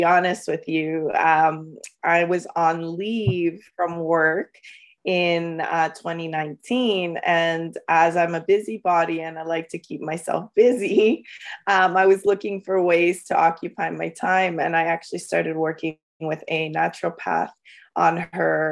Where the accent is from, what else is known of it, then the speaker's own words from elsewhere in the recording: London, Ontario, Canada; also born or lived in El Salvador; I'm from London, Ontario, Canada. I've grown up here all my life. I came when I was five. I was born in El Salvador